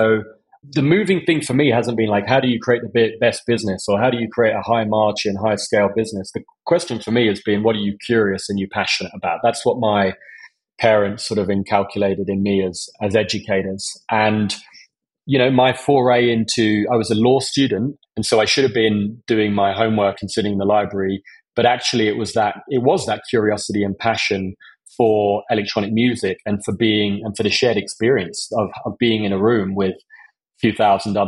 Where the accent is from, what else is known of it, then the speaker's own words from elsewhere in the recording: Essex, East of England, United Kingdom; I grew up in Essex